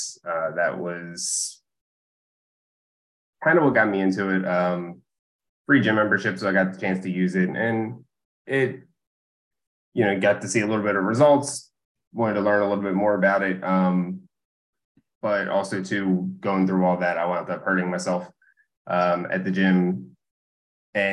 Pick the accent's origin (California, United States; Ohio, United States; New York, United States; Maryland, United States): Maryland, United States; Essex; also born or lived in Dundalk, Maryland; So I've grown up here in Baltimore and lived here pretty much my whole life. I grew up in Essex. I live in Dundalk now